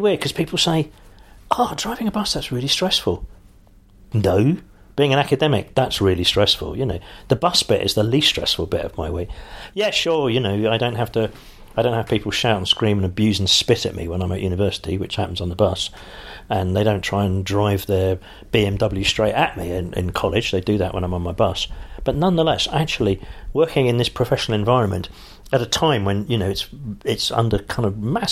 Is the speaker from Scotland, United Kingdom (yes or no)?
no; London, United Kingdom; I am a Londoner